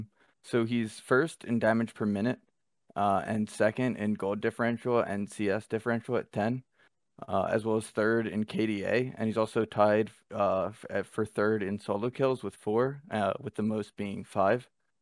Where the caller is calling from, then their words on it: Winston-Salem, North Carolina, United States; I'm coming from Winston-Salem, North Carolina.